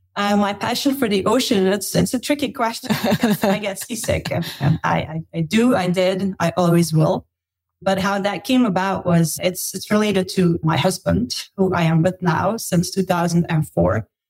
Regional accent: Belgium; moved away as an adult; also born or lived in Australia / United States; I grew up in Belgium, lived in Belgium, studied in Belgium, worked in Belgium for a while

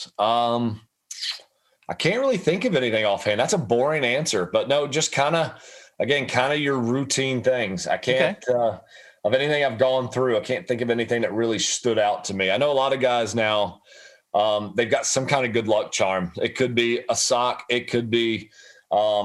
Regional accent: Ponte Vedra, Florida, United States; I grew up in Ponte Vedra

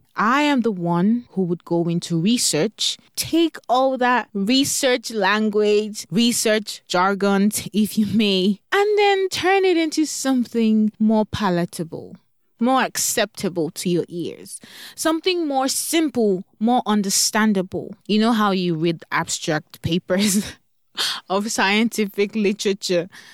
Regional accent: Nigeria; now in Texas, United States; Growing up in Nigeria

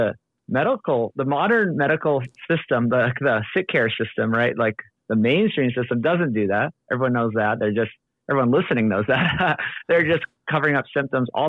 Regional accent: Oahu, Hawaii, United States; moved away as an adult; also born or lived in Los Angeles, California; I grew up on Oahu, born and raised. Then I made it out to UCLA

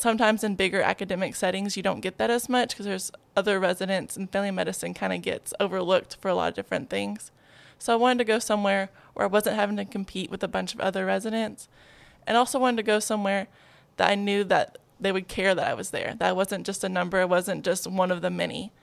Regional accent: Greenbrier, Arkansas, United States; I'm from Greenbrier, Arkansas. Very proud.

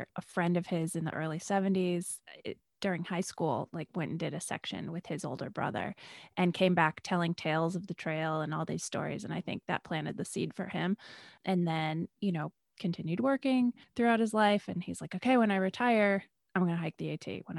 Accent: Rochester, New York, United States; Well, I grew up mostly in Western New York, Rochester, New York

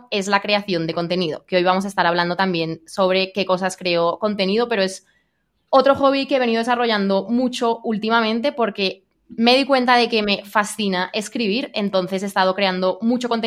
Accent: Spain; now in Colombia; mi acento ya está súper mezclado y después es algo que a la gente le genera mucha curiosidad, como por qué una española está viviendo en Colombia.

